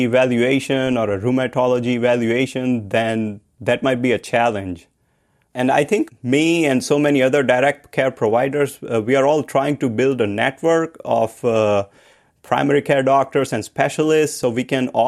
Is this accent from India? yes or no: yes; India; I grew up in India